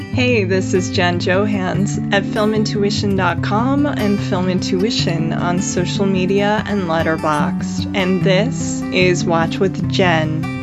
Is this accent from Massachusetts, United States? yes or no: no; Minneapolis, Minnesota, United States; I grew up in Minneapolis area